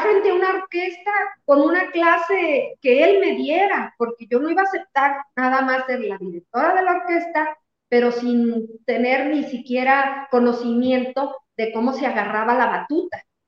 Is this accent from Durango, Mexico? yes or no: yes; Tepehuanes, Durango, Mexico; yo nací en Tepehuanes, cuando nos venimos a vivir aquí a Durango, eh, era para que yo siguiera estudiando, yo tenía 12 años